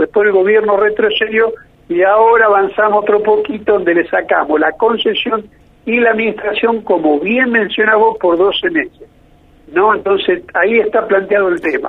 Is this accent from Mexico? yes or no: no; small town near Villa María, Córdoba, Argentina; moved away; also born or lived in Santa Fe; Yo soy hijo de esa comarca, soy cordobés, soy hijo de ahí de un pueblito, nací en un pueblo muy, muy cerquita a Villa María